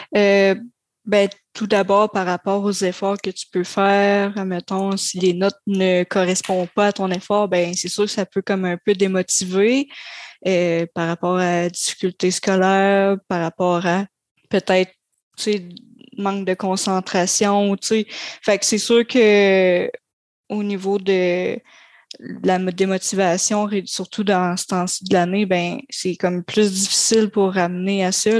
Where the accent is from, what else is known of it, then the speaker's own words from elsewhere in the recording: Grande-Vallée, Quebec, Canada; je suis originaire de Grande-Vallée